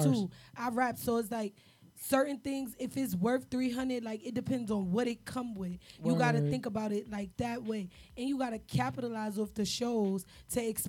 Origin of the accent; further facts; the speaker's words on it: New York City, New York, United States; also born or lived in New Jersey; We all from the city. I'm from Harlem.